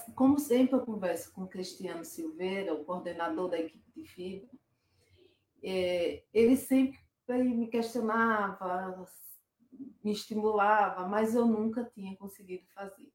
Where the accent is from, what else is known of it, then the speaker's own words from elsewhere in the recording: Aracaju, Sergipe, Brazil; sou de Aracaju, Sergipe